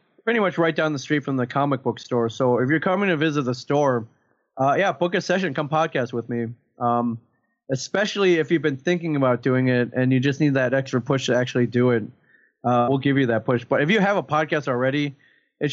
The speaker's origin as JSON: {"language": "English", "region": "Michigan", "country": "United States", "said": "We're both from Michigan"}